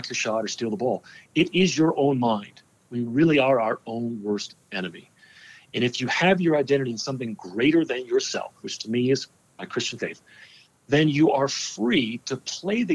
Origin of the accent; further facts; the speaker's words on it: New Jersey, United States; born and raised in New Jersey